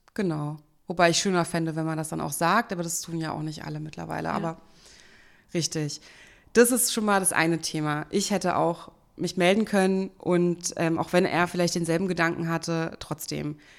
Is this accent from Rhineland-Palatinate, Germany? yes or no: no; Berlin, Germany; accent: Hochdeutsch; Bin Urberlinerin und ich spreche auch Hochdeutsch.